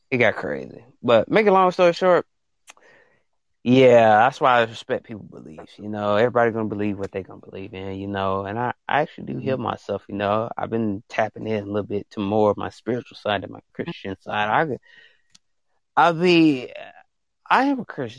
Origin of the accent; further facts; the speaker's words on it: Alabama, United States; accent: country; I'm from Alabama